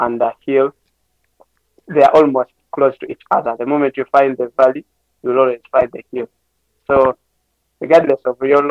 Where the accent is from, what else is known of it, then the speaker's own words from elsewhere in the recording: Uganda; for us as Ugandans